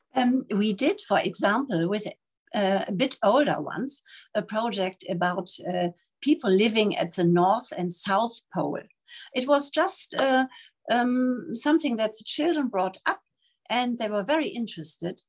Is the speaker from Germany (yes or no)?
yes; Germany; moved away as an adult; also born or lived in Namibia; now in Taipei, Taiwan; I'm coming from Germany and I'm here in Taipei